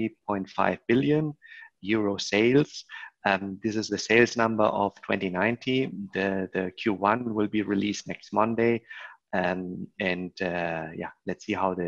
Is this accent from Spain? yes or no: yes; Spain; also born or lived in Germany; now in Barcelona, Spain; I am originally also from Spain.